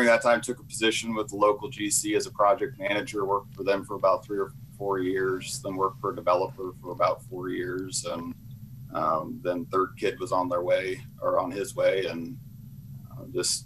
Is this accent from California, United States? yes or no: no; Omaha, Nebraska, United States; I was born and raised here in Omaha.